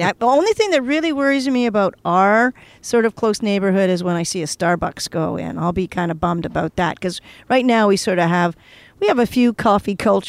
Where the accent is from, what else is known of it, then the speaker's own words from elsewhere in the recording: Toronto, Ontario, Canada; also born or lived in Paris; Toronto. That's why I feel so for you know comfortable here because I have history here.